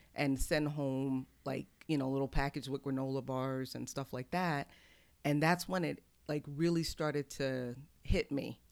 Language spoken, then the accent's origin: English; Houston, Texas, United States; also born or lived in Brooklyn, New York; now in Coatesville, United States; I was born in New York, but grew up in Houston